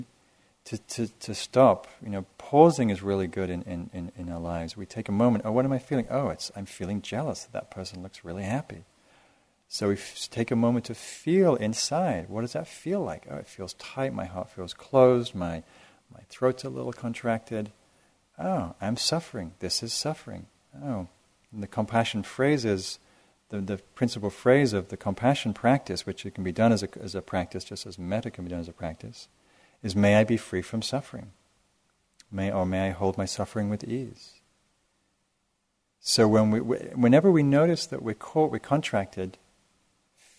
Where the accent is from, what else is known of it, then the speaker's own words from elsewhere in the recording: England, United Kingdom; now in United States; I grew up in England